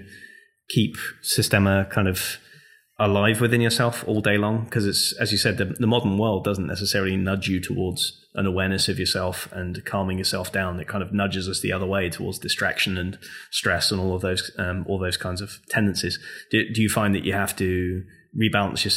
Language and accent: English; England, United Kingdom; moved away as an adult; also born or lived in Scotland / Japan / London; now in North Carolina, United States; growing up in England